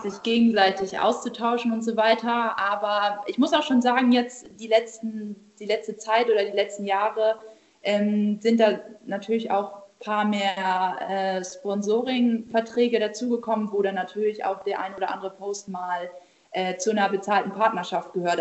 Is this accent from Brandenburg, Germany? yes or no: no; Buxtehude, Lower Saxony, Germany; Ich bin aktuell in Buxtehude, in meiner Heimatstadt bei meiner Familie